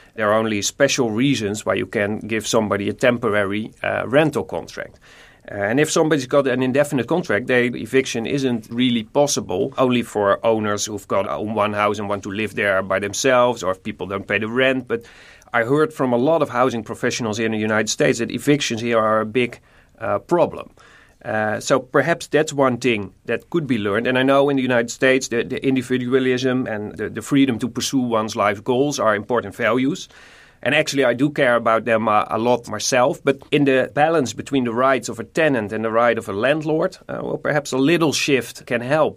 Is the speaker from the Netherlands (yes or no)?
yes; Nijmegen, Gelderland, Netherlands; I'm from Nijmegen